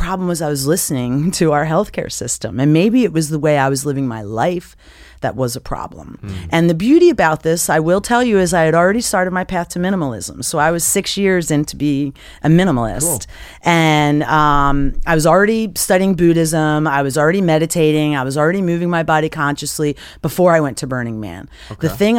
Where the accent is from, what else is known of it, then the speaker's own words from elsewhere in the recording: Philadelphia, Pennsylvania, United States; I'm from Philadelphia. I'm 100% Italian, and I'm Taurus the bull